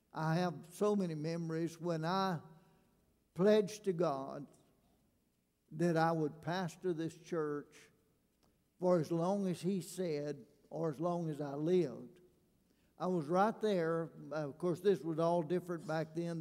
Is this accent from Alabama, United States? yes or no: yes; Alabama, United States; moved away as an adult; now in Louisiana, United States; I'm a redneck from Alabama